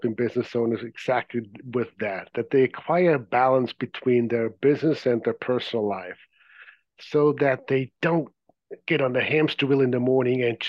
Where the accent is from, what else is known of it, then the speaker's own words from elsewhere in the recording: Zurich, Switzerland; English is a second language; moved away as an adult; As you may be able to detect from my accent, I wasn't born here. I grew up in Zurich, Switzerland